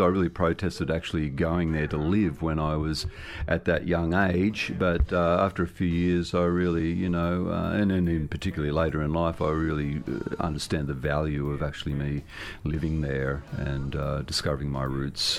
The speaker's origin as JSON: {"language": "English", "town": "Sydney", "region": "New South Wales", "country": "Australia", "tie": "born or raised there", "also_born_or_lived": "Narrabri, New South Wales", "said": "I was, born and bred in Sydney, but uh, during my youth, uh, I did have an extended period of time uh, growing up in northwestern New South Wales"}